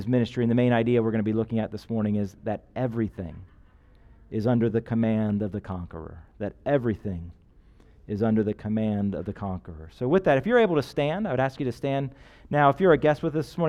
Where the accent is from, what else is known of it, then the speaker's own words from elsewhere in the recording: United States; as an American